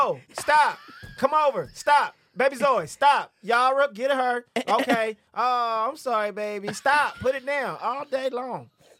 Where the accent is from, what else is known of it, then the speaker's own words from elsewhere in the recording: Atlanta, Georgia, United States; moved away; I grew up in Atlanta